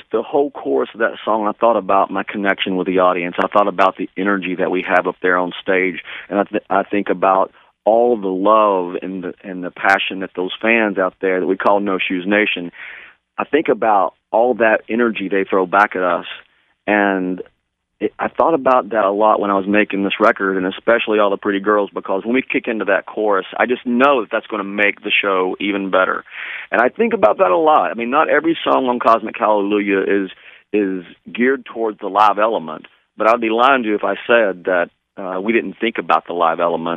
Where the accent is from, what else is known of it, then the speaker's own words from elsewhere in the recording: East Tennessee, United States; I grew up in East Tennessee